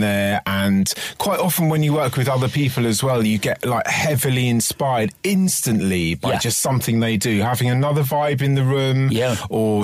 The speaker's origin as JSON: {"language": "English", "region": "London", "country": "United Kingdom", "tie": "born or raised there", "said": "I grew up in West London, of Twickenham, St Margaret's, around there"}